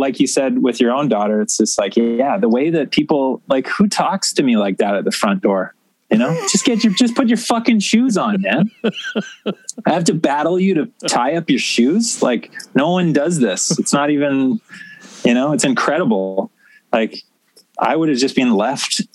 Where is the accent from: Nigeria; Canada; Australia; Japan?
Canada; I was born in Canada